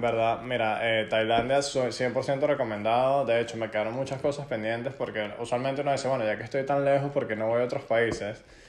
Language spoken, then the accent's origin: Spanish; Venezuela; moved away; lo que nosotros hacemos como inmigrantes venezolanos en el exterior